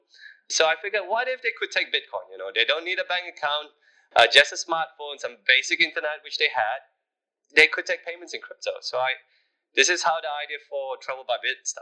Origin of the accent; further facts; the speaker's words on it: Malaysia; As a Malaysian